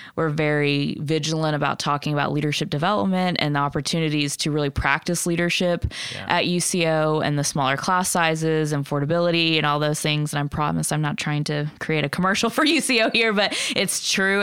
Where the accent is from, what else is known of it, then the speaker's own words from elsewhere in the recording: Lawton, Oklahoma, United States; also born or lived in Nebraska; I grew up in Lawton.